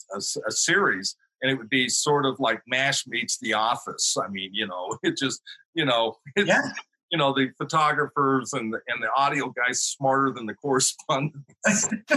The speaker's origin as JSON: {"language": "English", "region": "Oklahoma", "country": "United States", "tie": "born or raised there", "said": "I grew up in Oklahoma, green country, rolling hills, lots of trees and everything."}